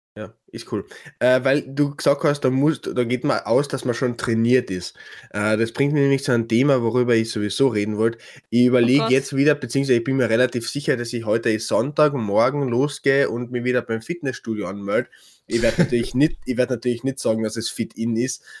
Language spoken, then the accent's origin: German; Klagenfurt, Carinthia, Austria; bei uns in Klagenfurt